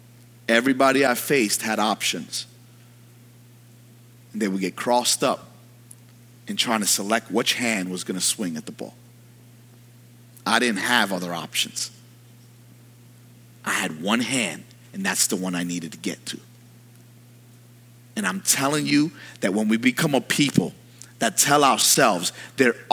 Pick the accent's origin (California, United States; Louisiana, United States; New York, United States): New York, United States; New York City; I'm from New York.